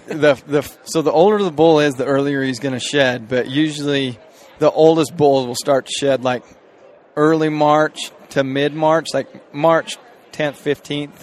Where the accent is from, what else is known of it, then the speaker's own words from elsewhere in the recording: Cleveland, Utah, United States; I'm from from Cleveland, Utah. So really small town.